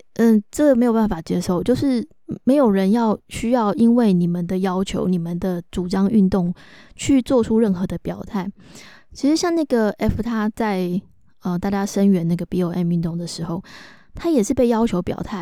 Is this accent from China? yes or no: no; Taiwan; 我们是台湾人，我们是亚洲人